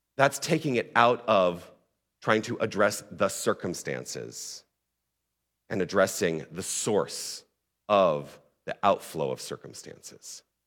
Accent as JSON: {"language": "English", "town": "Tucson", "region": "Arizona", "country": "United States", "also_born_or_lived": "Toronto, Ontario", "moved": "yes", "said": "I'm originally from Tucson"}